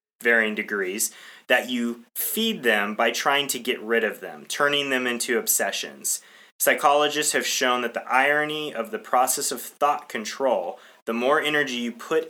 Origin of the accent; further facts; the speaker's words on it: United States; I'm an American